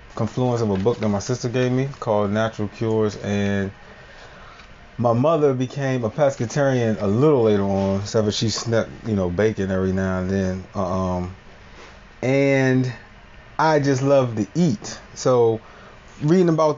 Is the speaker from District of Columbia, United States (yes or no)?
no; Bowie, Maryland, United States; also born or lived in Washington, D.C.; I was raised in Prince George's County in the Bowie area